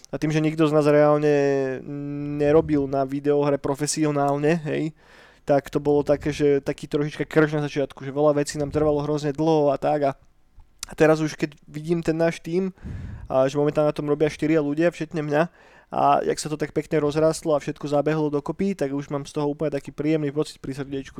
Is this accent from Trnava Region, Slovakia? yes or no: yes; Trnava, Trnava Region, Slovakia; u nás v Trnave postavili prvý skatepark na Slovensku